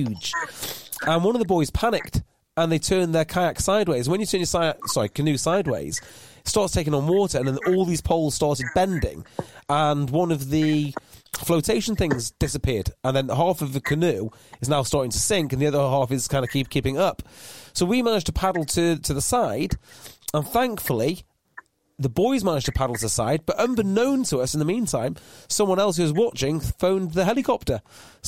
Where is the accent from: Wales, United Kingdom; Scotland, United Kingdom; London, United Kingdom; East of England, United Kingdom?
Wales, United Kingdom; Llandudno; I'm from Llandudno.